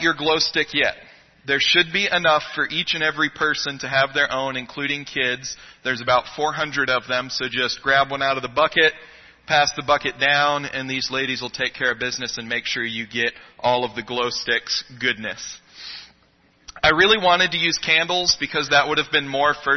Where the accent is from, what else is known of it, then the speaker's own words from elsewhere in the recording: Florida Keys, United States; now in Mesa, United States; I grew up in the Keys. My parents were commercial fishermen